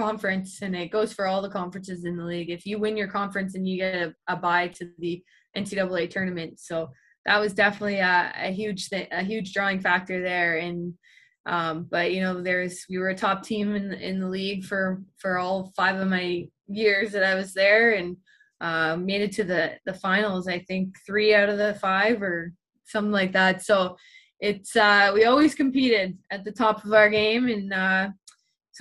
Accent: Ottawa, Ontario, Canada; moved away; also born or lived in Syracuse; my hometown of Ottawa

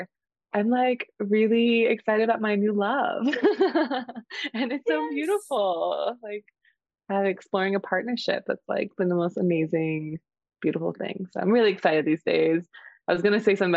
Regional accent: Houston, Texas, United States; moved away as an adult; also born or lived in Portugal; now in Austin, United States; I'm calling in from Houston, Texas, in my partner's house, and in a transition moving from Austin and about to go on a trip next week. And so I'm back in my hometown for the week

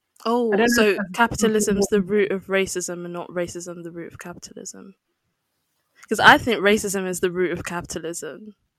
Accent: Nigeria; I always get that from other Nigerians as well. When I tell them I'm Nigerian, they're like, really?

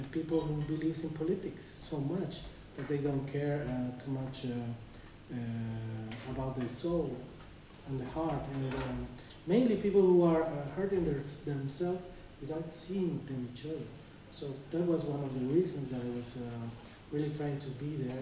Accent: Bolivia; I come from Bolivia

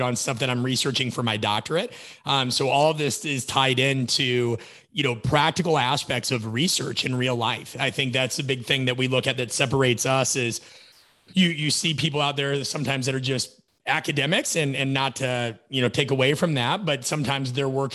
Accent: Nebraska, United States; I grew up in the Midwest, so we climbed trees

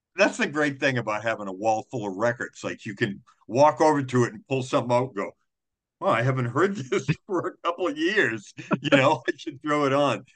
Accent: Wareham, Massachusetts, United States; now in Providence, United States; I grew up in Wareham

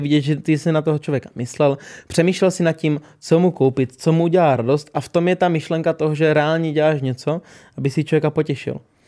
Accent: Olomouc, Olomouc Region, Czechia; u nás doma v Olomouci

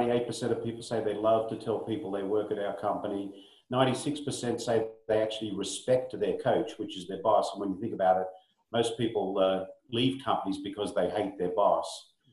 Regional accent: Australia; now in United States; I'm an Aussie. Although when I go back to Australia, my mates pick on me because they think I've got a Yankee accent now.

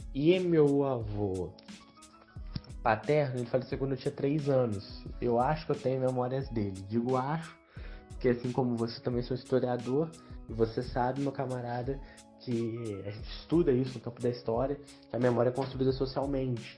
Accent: Barra Mansa, Rio de Janeiro, Brazil; Eu sou nascido e criado na Vista Alegre, minha família é toda da Vista Alegre.

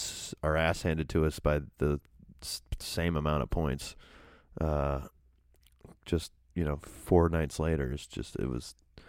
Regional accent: New England, United States; growing up in New England

